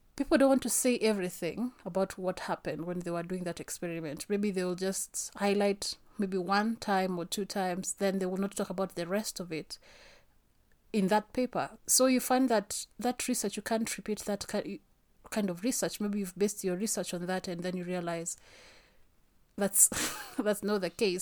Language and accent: English; Kenya; I am Kenyan